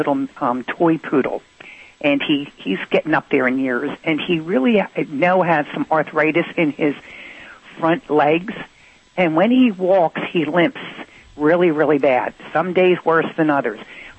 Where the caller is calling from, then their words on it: Anaheim, California, United States; I'm calling from Anaheim, California.